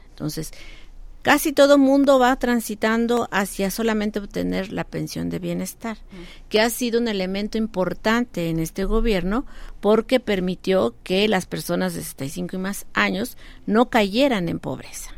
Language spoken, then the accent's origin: Spanish; Mexico; como mexicanos